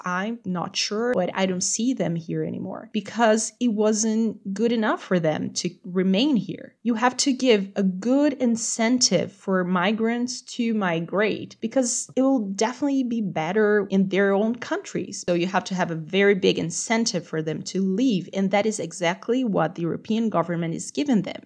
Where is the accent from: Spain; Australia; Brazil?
Brazil; I'm from Brazil